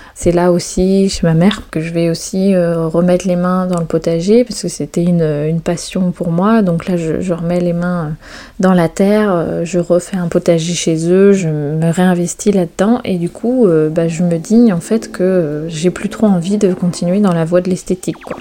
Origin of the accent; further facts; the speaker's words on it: Brittany, France; moved away as an adult; also born or lived in south of France / Chamonix; La Bretagne, c'est vraiment là où je suis née, là où j'ai grandi. Je suis vraiment bretonne pure beurre, comme on dit